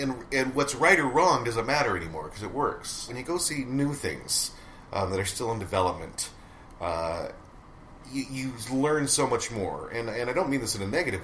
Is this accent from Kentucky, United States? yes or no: no; Great Falls, Montana, United States; moved away as an adult; also born or lived in New York; now in Great Falls, United States; Great Falls is a small town. It's my hometown